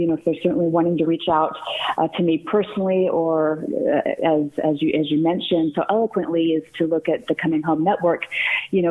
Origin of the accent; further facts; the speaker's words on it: Southern California, United States; now in Scottsdale, United States; I'm originally from Southern California